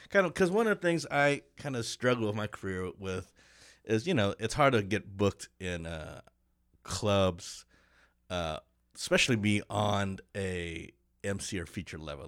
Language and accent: English; Kansas City, Kansas, United States; moved away as an adult; also born or lived in Detroit; I'm from Kansas City